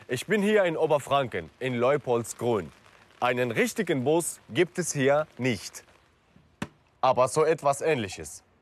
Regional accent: Syria; Mich erinnert das in meine Heimat in Syrien. Da leben auch alle unter einem Dach.

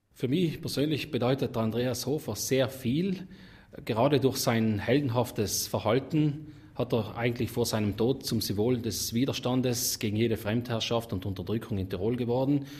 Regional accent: South Tyrol, Trentino-Alto Adige, Italy; wir Südtiroler

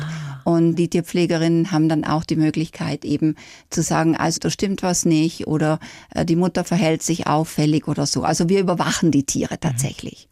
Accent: South Tyrol, Trentino-Alto Adige, Italy; now in Nuremberg, Germany; meine Kindheit in Südtirol

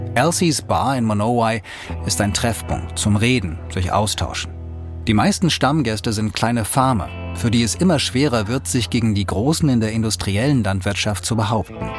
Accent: Germany; bei uns in Deutschland

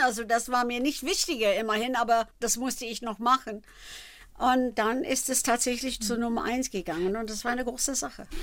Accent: Philadelphia, Pennsylvania, United States; German is a second language; moved away; also born or lived in Germany; ich habe hab viel Fernsehen in Philadelphia gemacht, also meine Heimatstadt

